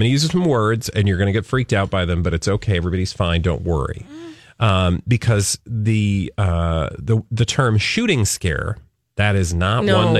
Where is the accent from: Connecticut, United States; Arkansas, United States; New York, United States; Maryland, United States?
Connecticut, United States; I'm from Connecticut.